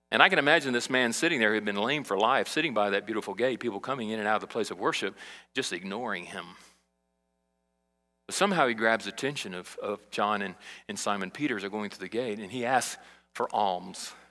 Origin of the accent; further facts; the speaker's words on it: Brazil; now in United States; when I was a kid in Brazil and I grew up in South America, I, I, saw beggars all the time.